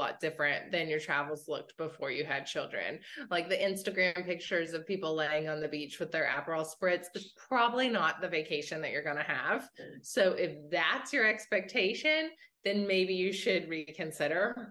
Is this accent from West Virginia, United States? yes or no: yes; West Virginia, United States; I grew up in West Virginia and my grandpa was a train engineer there